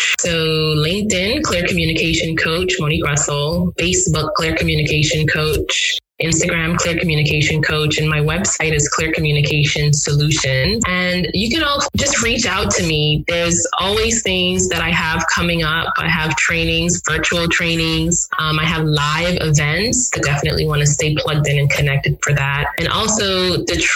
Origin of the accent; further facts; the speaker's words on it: Grand Bahama, Bahamas; also born or lived in Nigeria; now in Atlanta, United States; my hometown in Grand Bahama